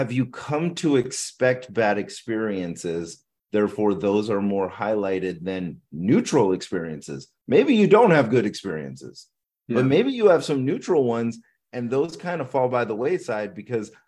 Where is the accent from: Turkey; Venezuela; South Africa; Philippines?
Philippines; I'm Filipino.